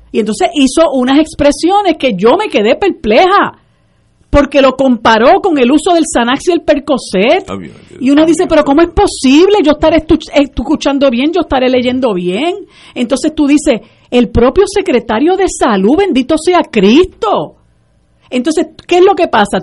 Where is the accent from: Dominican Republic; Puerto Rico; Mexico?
Puerto Rico